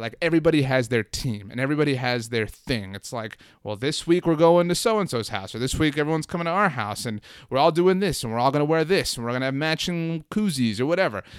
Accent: Brownsville, Texas, United States; now in San Antonio, United States; I grew up in Brownsville, Texas.

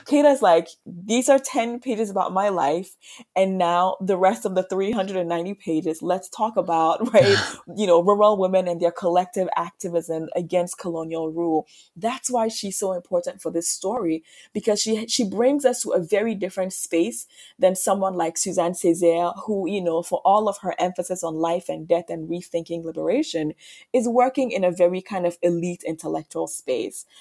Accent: Ghana; also born or lived in Martinique; now in United States; I was born in Ghana, I grew up in Ghana

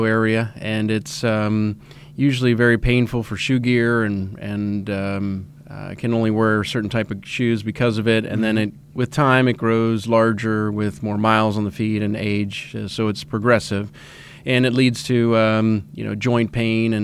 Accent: Reading, Pennsylvania, United States; moved away; I'm originally a Pennsylvania resident. I grew up in Reading, Pennsylvania

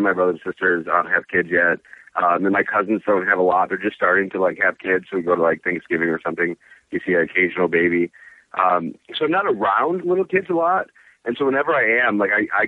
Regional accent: Hemlock, Michigan, United States; also born or lived in Saginaw, Michigan; now in Ann Arbor, United States; I'm from Michigan. I grew up in a town called Hemlock, which is a very small town up there, Saginaw

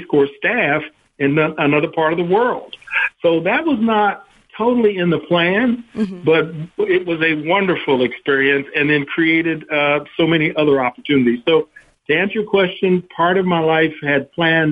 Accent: Kansas City, Kansas, United States; moved away as an adult; also born or lived in Topeka, Kansas; I'm from Kansas originally, grew up in Kansas City, Kansas, an all-black neighborhood of Kansas City

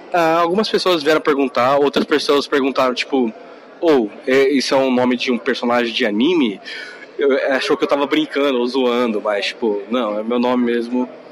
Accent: Japan; eu sou nascido no Japão

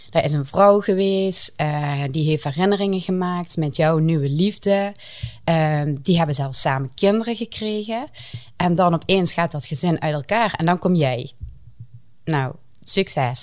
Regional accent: southern Netherlands, Netherlands; accent: southern; jullie horen aan mijn accent, ik kom eh, uit het zuiden. En ik bevind mij vrij dicht tegen de Belgische grens

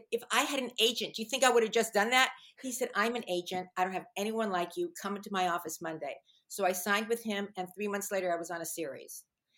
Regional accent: Fairfax, United States; I grew up in Fairfax, and everyone from Fairfax, they thought they were from New York.

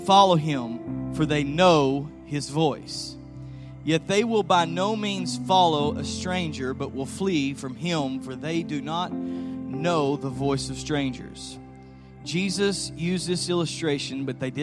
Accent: Graham, Texas, United States; I grew up in Graham, Texas

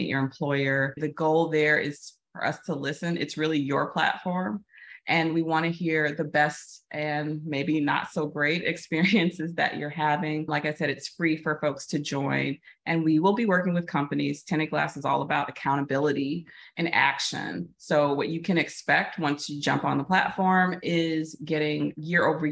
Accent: Chicago, Illinois, United States; moved away as an adult; I moved back to my hometown of Chicago

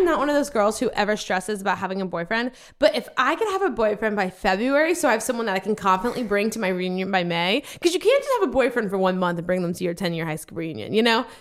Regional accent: Louisiana, United States; moved away; I'm from Louisiana

